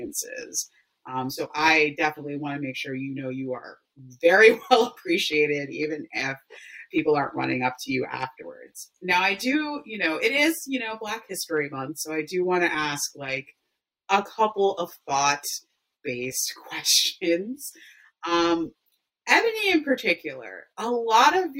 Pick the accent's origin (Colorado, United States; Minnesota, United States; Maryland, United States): Maryland, United States; Baltimore; I'm from Baltimore, born and raised